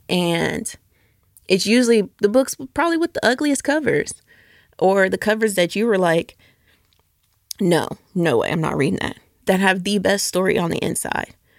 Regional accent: Norcross, Georgia, United States; moved away as an adult; also born or lived in Atlanta; now in Memphis, United States; I grew up northeast out of Norcross, Georgia

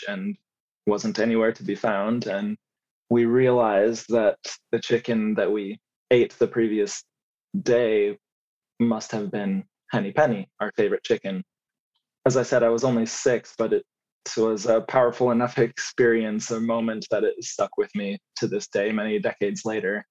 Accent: United States; also born or lived in Colorado / Missouri; I grew up in mostly very small towns in Colorado and Missouri

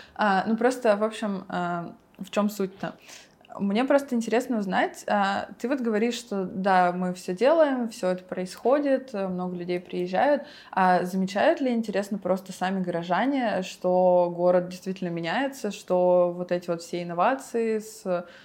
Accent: Yekaterinburg, Sverdlovsk Oblast, Russia; я из Екатеринбурга

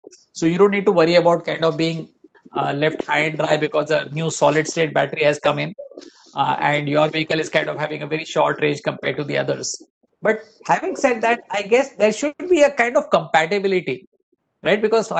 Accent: India; first language Hindi; English is a second language; nice switching from my usual Hindi to English today. I hope viewers kind of did not have problems with my accent.

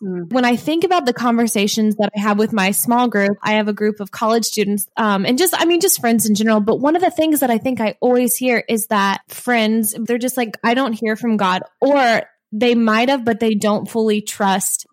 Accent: Midwest, United States; accent: Midwestern; my Midwestern accent

